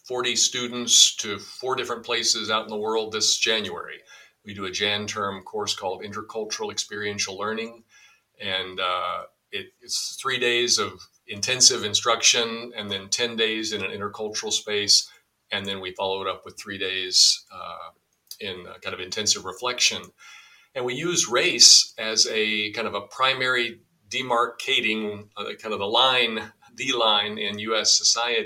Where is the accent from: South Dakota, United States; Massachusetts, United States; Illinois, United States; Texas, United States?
Texas, United States; Dallas; moved away as an adult; also born or lived in DR Congo / Peru / Pittsburgh; I grew up in Dallas, Texas